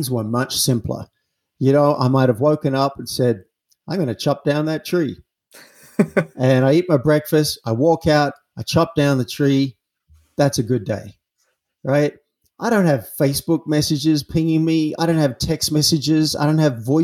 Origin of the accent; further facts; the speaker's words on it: Australia; I'm an Aussie. I grew up in an Australian town